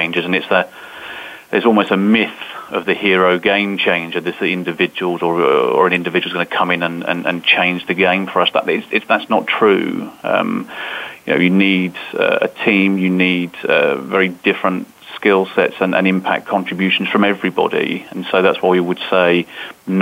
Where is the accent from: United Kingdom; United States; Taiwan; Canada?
United Kingdom; I'm British